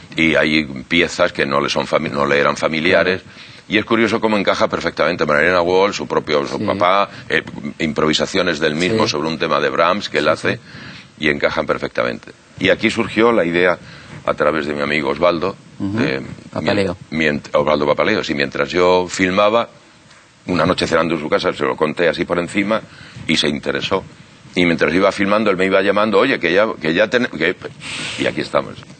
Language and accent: Spanish; Chinchón, Community of Madrid, Spain; now in Buenos Aires, Argentina; chinchón del que yo vengo